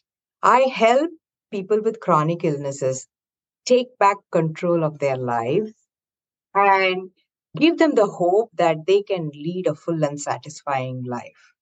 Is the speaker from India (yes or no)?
yes; South India, India; moved away as an adult; now in Bay Area, United States; I was born and raised in India, in the southern part of India